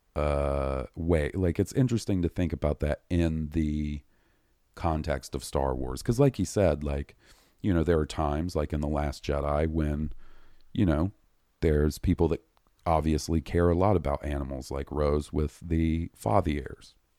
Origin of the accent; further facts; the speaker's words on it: the South, United States; we grew up in the South